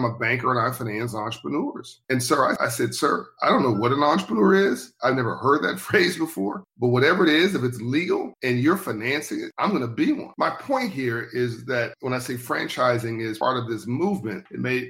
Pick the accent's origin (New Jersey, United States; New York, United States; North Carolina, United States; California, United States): California, United States; Compton; also born or lived in South Central Los Angeles; I grew up in Compton, California, and then later in South Central Los Angeles